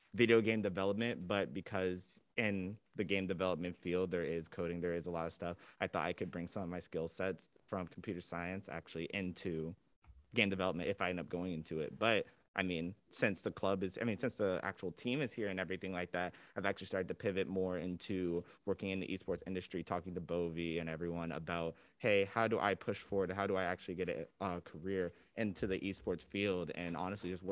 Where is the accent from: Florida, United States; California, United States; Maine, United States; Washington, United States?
Florida, United States; Jacksonville; I'm from Jacksonville, Florida, just 3 hours out from here